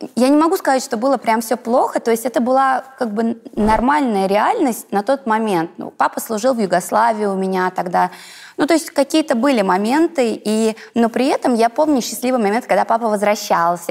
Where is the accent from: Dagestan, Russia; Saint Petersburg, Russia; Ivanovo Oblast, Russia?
Ivanovo Oblast, Russia; Kokhma; я такая пупсик из Иванской области